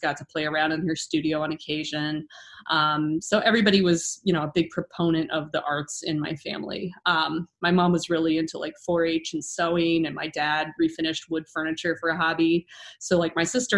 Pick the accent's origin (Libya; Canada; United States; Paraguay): United States; Ohio; I grew up here. I'm an Ohioan, born and bred